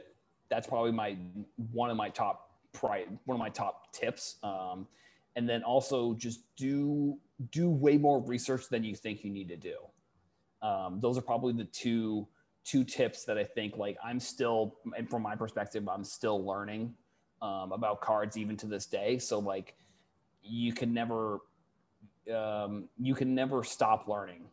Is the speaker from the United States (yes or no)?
yes; Falmouth, Massachusetts, United States; I'm originally from Falmouth